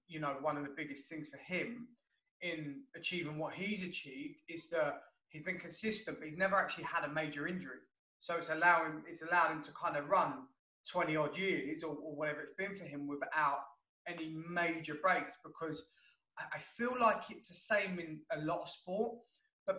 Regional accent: London, United Kingdom; a London boy like me

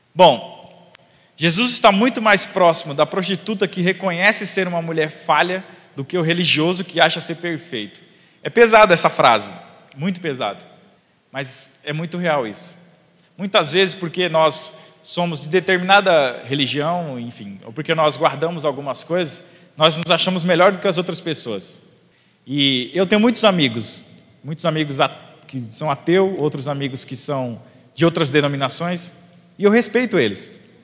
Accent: São Paulo, Brazil; eu sou de quebrada, eu sou de Itaquera

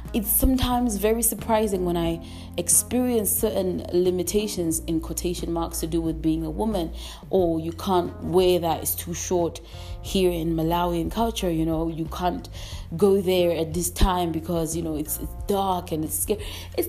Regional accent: England, United Kingdom; constantly moving between all these dynamics from the places that I've grown up in. And in England, growing up in England gave me a whole other side of being free.

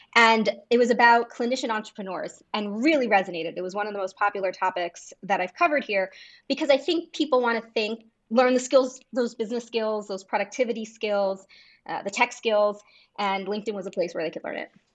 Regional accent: United States; as an American

